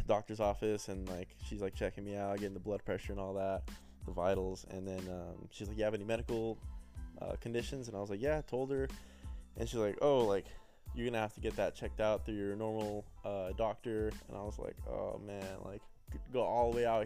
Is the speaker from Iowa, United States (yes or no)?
no; Santa Clarita, California, United States; I'm from Santa Clarita